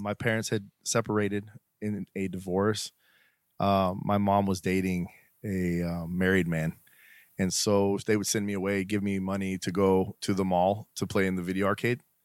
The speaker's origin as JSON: {"language": "English", "region": "Colorado", "country": "United States", "tie": "born or raised there", "also_born_or_lived": "Cortez, Colorado / Englewood, Colorado / Aurora, Colorado", "said": "I'm actually originally from Colorado"}